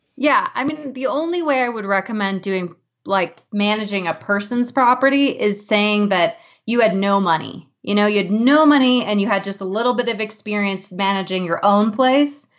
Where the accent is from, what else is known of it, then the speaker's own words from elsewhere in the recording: Boulder, Colorado, United States; my hometown